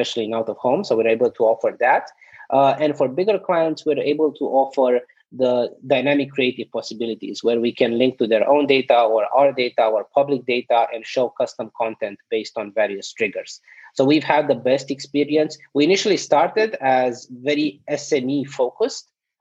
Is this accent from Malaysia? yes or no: no; Romania; also born or lived in South Korea; now in United States; So I'm originally from Romania